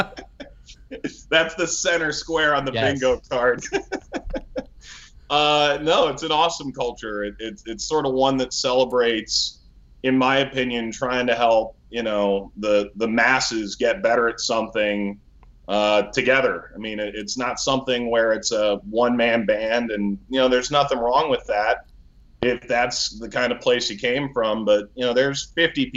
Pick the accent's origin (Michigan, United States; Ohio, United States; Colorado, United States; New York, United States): Ohio, United States; Cleveland; moved away; I grew up in Cleveland.